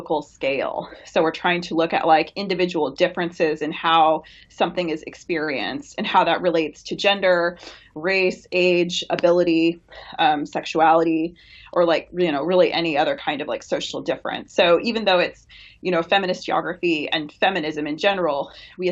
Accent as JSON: {"language": "English", "region": "Washington", "country": "United States", "tie": "born or raised there", "moved": "yes", "said": "I'm from Washington State originally, so it's based where I grew up"}